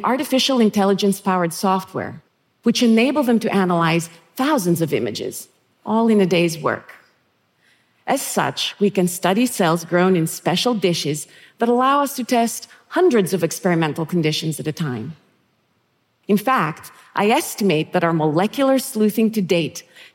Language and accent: English; Thessaloniki, Central Macedonia, Greece; moved away; where I was born and raised in Thessaloniki, Greece.